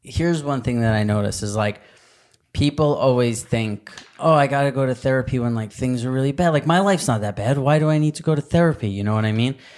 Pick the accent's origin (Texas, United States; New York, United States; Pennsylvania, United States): New York, United States; growing up in New York